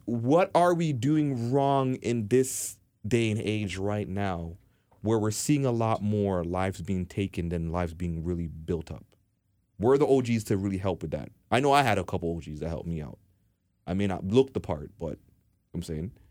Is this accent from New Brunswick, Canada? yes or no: no; Toronto, Ontario, Canada; I come from Dean Park. I come from four oh one and, uh, four oh one, Morn-, Morningside